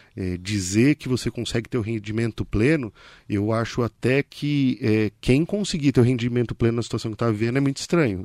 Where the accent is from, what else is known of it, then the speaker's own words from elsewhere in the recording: Ferraz de Vasconcelos, São Paulo, Brazil; also born or lived in Arujá; Nasci, sou criado em Ferraz